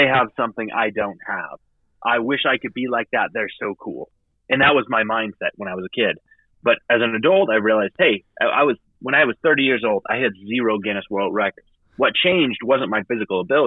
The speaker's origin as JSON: {"language": "English", "region": "Idaho", "country": "United States", "tie": "born or raised there", "also_born_or_lived": "Massachusetts", "said": "I grew up in the Idaho public education system"}